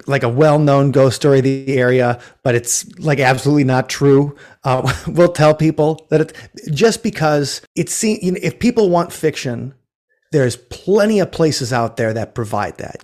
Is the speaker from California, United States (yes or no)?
no; Milwaukee, Wisconsin, United States; also born or lived in Minneapolis; now in Madison, United States; I grew up in the Mil-, near Milwaukee